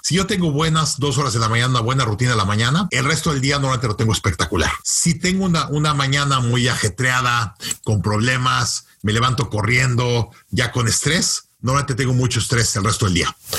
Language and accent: Spanish; Mexico City, Mexico; moved away as an adult; also born or lived in United States; now in Canada; yo crecí en México